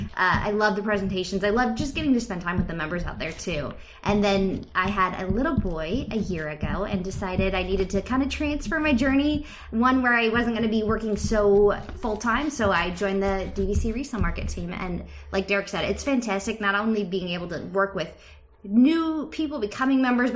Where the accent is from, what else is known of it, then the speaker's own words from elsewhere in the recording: California, United States; moved away; I'm originally from California